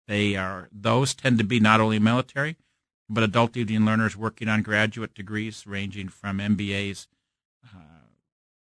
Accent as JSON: {"language": "English", "town": "Omaha", "region": "Nebraska", "country": "United States", "also_born_or_lived": "St. Louis, Missouri", "moved": "yes", "lives_now": "Kansas City, United States", "said": "I'm originally from Omaha, Nebraska"}